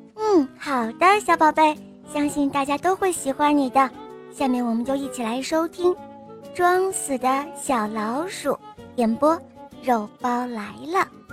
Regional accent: Hebei, China; 我今年五岁了，我来自河北

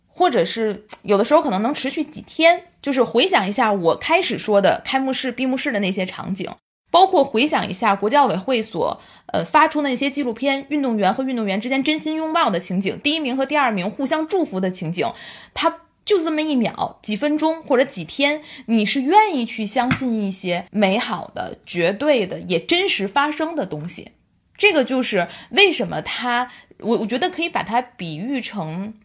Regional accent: China; 我们中国人

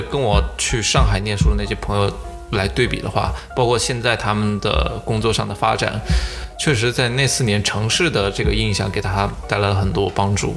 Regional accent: Anhui, China; 我们安徽人

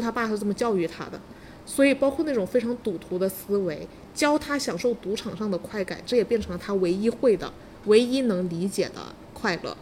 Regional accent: China; 我们中国人

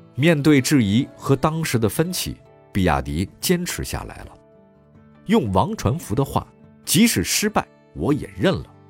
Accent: China; 我们中国人的骄傲

